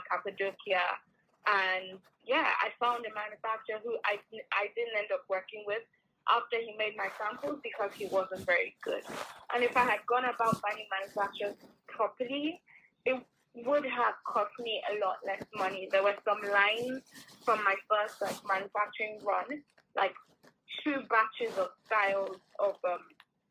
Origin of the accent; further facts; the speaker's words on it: Nigeria; moved away; I grew up in Nigeria